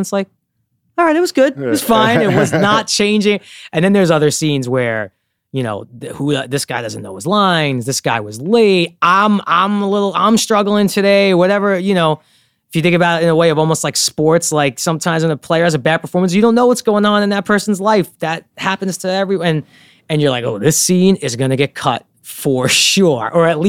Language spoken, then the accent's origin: English; Brooklyn, New York, United States; I grew up in Bensonhurst, Brooklyn in the 90s, which is an amazing place to grow up.